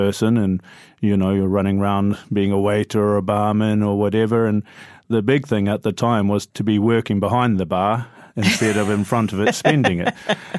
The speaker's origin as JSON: {"language": "English", "country": "New Zealand", "moved": "yes", "lives_now": "London, United Kingdom", "said": "So I'm actually a Kiwi, which means I'm from New Zealand."}